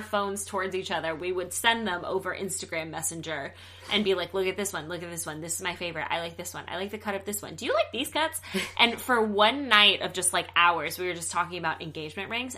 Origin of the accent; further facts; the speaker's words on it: the South, United States; now in Los Angeles, United States; I'm from the South